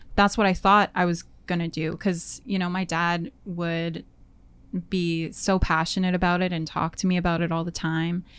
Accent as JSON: {"language": "English", "town": "Winnipeg", "region": "Manitoba", "country": "Canada", "tie": "born or raised there", "moved": "as an adult", "lives_now": "Vancouver, Canada", "said": "I moved from Winnipeg. I was born and raised there"}